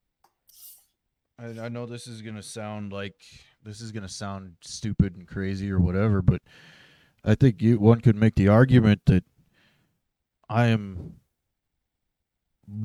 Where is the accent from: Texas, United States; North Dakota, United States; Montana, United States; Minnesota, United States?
Montana, United States; Roundup; I was born in a little town by the name of Roundup, Montana